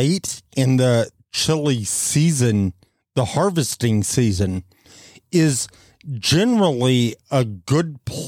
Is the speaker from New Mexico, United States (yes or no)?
yes; Fort Sumner, New Mexico, United States; Growing up in Fort Sumner